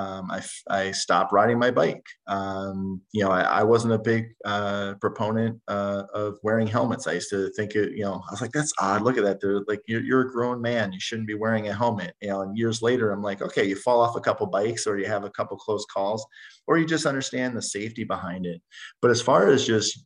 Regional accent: New Jersey, United States; now in Minnetonka, United States; I'm from New Jersey

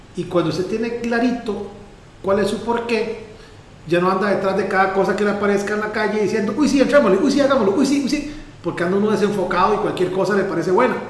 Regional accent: Pérez Zeledón, San José, Costa Rica; el lugar donde vivo, el lugar donde nací, de donde es mi mamá, de, de donde crecí

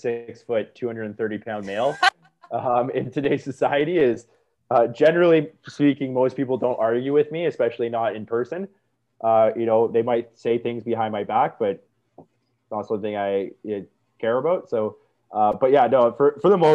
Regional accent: Niagara Falls, Ontario, Canada; when I grew up in Niagara, and me and my brother were bartenders there for a while

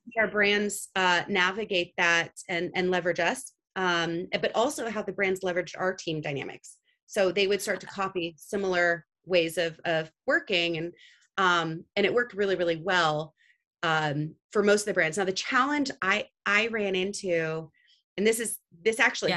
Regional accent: Santa Cruz, California, United States; also born or lived in Italy; I, am born in the Bay Area, actually in Santa Cruz, California, which is uh, just south of San Francisco. Um, home to many startups

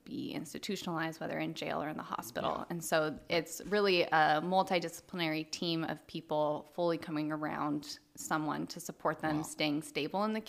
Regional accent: Medford, Oregon, United States; also born or lived in Puerto Rico; I'm born and raised in Medford, Oregon. Lived here my whole life.

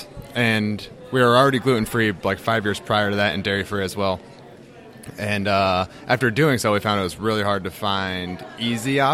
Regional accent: Massachusetts, United States; moved away as an adult; also born or lived in San Diego; now in Raleigh, United States; we're originally from Massachusetts

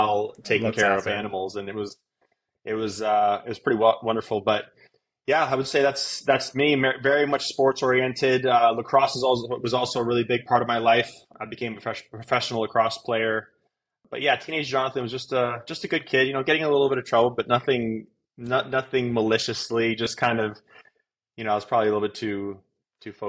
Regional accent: Canada; moved away as an adult; now in Fort Worth, United States; I am originally from Canada, born and raised up north. And then 4 years ago, I moved to Texas.

